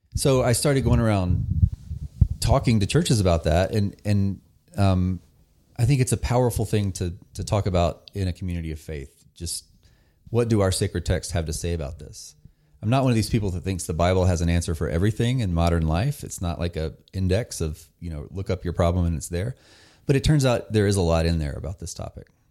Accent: North Carolina, United States; I grew up in very rural North Carolina

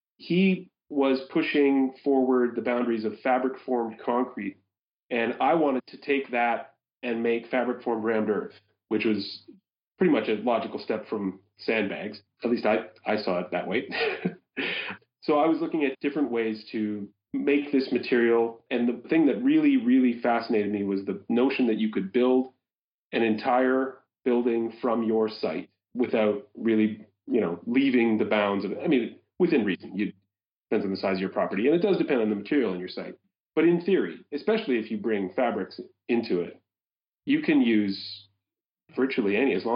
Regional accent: Winnipeg, Manitoba, Canada; I'm from Winnipeg. We have massive flooding issues there, the Red River

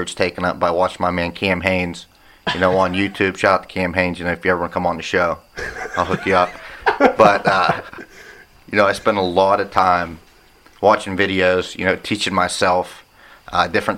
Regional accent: Union, United States; also born or lived in Bradford, Pennsylvania; we grew up in Union, and we had a lot of outdoorsmen in our school

